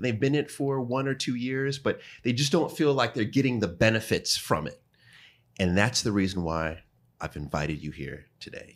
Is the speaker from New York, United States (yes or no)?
yes; New York, United States; I'm from New York